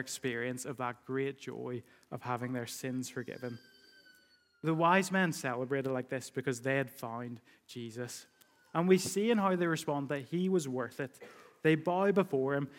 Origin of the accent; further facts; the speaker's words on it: United Kingdom; we do that as British people